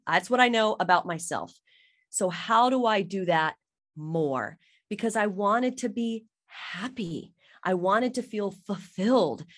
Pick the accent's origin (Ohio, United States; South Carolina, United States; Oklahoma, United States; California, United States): South Carolina, United States; moved away; I'm from South Carolina